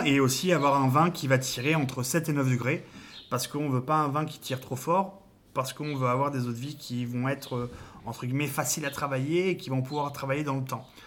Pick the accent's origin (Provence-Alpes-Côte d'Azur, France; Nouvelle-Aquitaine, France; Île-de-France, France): Nouvelle-Aquitaine, France; Cognac; chez nous à Cognac